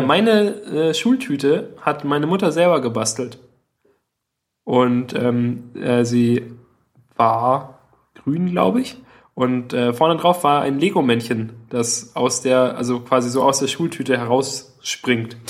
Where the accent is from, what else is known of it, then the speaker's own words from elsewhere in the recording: Southern Germany, Germany; wir kannten ja Berge als, als Süddeutsche